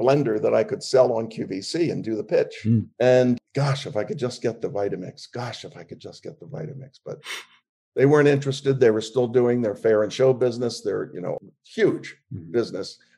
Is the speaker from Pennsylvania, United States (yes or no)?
yes; Philadelphia, Pennsylvania, United States; also born or lived in Wildwood, New Jersey; I was raised in Philly.